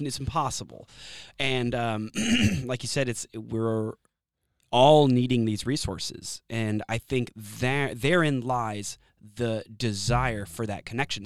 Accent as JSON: {"language": "English", "town": "Austin", "region": "Texas", "country": "United States", "tie": "born or raised there", "also_born_or_lived": "San Antonio, Texas / Savannah, Georgia / Corpus Christi, Texas / Florida", "said": "I was born in San Antonio, Texas. I grew up in Austin, but I did have a little stint in Savannah, Georgia, Corpus Christi, a few other places, Florida"}